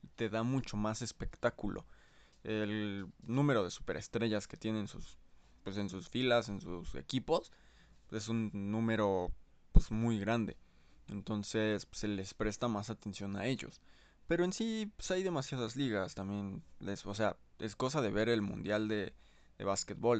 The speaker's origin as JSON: {"language": "Spanish", "country": "Mexico", "said": "como soy de México"}